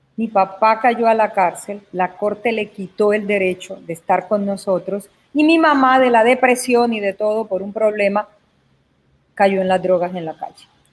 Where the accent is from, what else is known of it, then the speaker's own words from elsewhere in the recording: Caucasia, Antioquia, Colombia; moved away; es de mi natal Caucasia, porque es el pueblo donde yo nací.